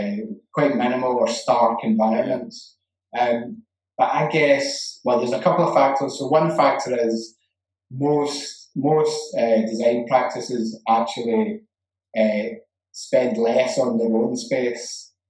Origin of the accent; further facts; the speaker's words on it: Glasgow, Scotland, United Kingdom; One of them is that I'm Scottish, and Scotland's football team's rubbish.